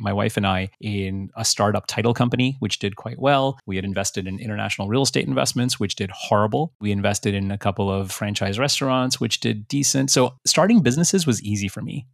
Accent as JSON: {"language": "English", "country": "United States", "tie": "born or raised there", "second_language": "English", "said": "I was a first generation born here. I was born a year after my parents migrated here. I didn't speak any English until I was five years old."}